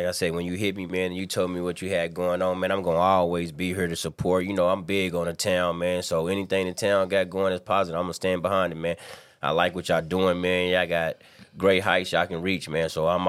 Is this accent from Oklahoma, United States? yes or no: yes; Tulsa, Oklahoma, United States; I grew up in Vernon Mountain in North Tulsa